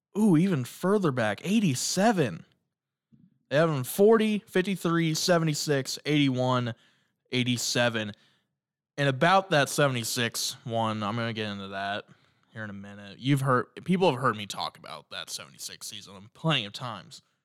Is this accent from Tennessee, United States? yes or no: no; Indiana, United States; I'm from Indiana